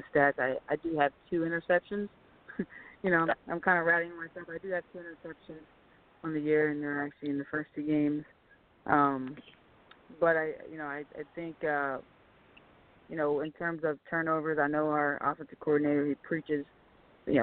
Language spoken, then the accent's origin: English; Philadelphia, Pennsylvania, United States; I grew up in Philadelphia